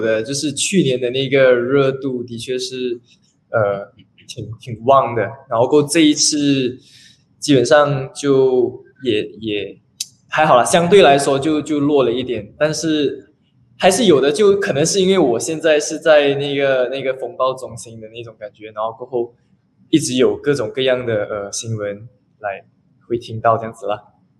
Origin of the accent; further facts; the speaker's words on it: Banting, Selangor, Malaysia; 我是， 呃， 本地人